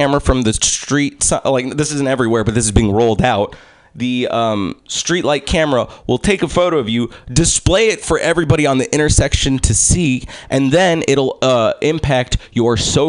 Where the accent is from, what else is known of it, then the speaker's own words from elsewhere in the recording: United States; first language English; also born or lived in Egypt; I'm American and I'm Egyptian.